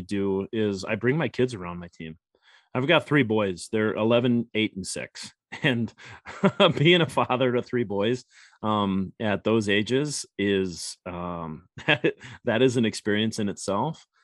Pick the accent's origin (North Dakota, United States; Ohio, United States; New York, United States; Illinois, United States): North Dakota, United States; Grand Forks; now in Minnesota, United States; I grew up in Grand Forks, North Dakota